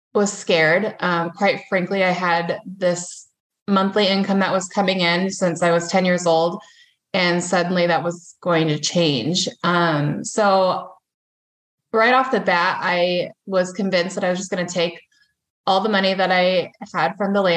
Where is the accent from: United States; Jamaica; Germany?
United States; Central California; moved away as an adult; now in Sioux Falls, United States; I was born and raised in Central California, but I've been here for most of my adult life